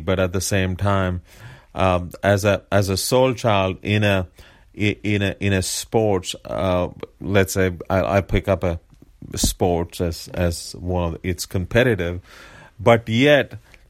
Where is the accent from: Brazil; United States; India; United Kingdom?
India; but as an Indian, coming from India, and the type of community I come from